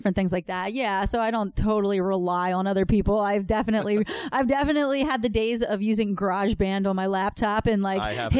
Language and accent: English; Philadelphia, Pennsylvania, United States; I'm from Philadelphia